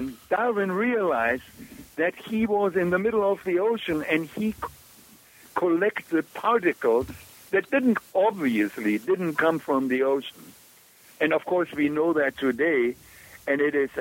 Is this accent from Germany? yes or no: yes; Germany; also born or lived in Kolkata, India; I grew up in Germany during the war without water, without electricity